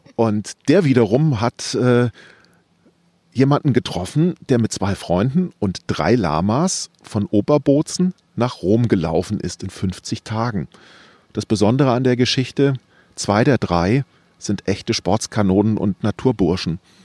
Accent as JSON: {"language": "German", "town": "Wiesbaden", "region": "Hesse", "country": "Germany", "tie": "born or raised there", "said": "Ich bin in Wiesbaden groß geworden"}